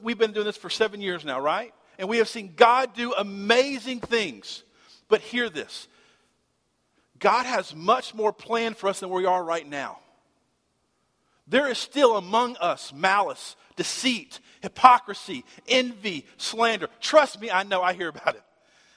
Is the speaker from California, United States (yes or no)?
no; Shreveport, Louisiana, United States; I grew up in Shreveport, Bossier